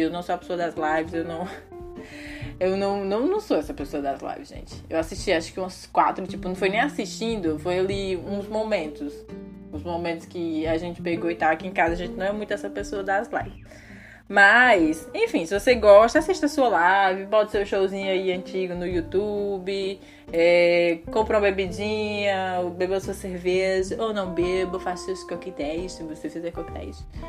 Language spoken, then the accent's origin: Portuguese; Brazil; moved away as an adult; Eu falo isso como brasileiro